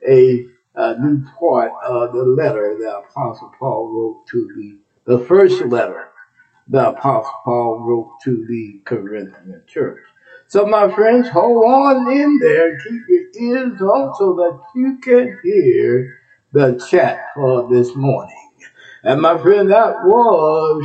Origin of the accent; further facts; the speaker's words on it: Texas, United States; moved away; I'm from Texas. That's my home state